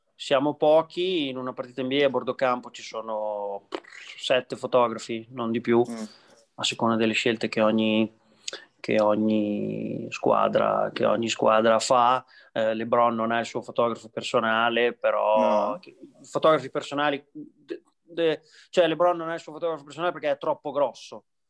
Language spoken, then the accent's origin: Italian; Imola, Emilia-Romagna, Italy; also born or lived in New York, United States; adesso sono in Italia, sono a casa mia, sono a Imola